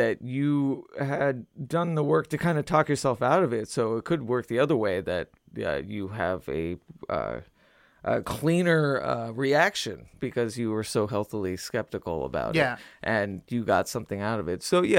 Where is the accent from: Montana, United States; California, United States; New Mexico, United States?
New Mexico, United States; Albuquerque; I'm from the Southwest, and I'm from, you know, my father was big into the metaphysics, so that is exactly what I was raised